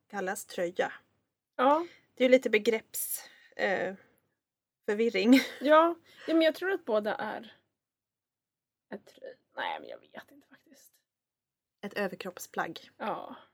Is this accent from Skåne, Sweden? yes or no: yes; Skåne, Sweden; I mitt issue med min frånvaro av skånska, trots att jag var från Skåne, så, uh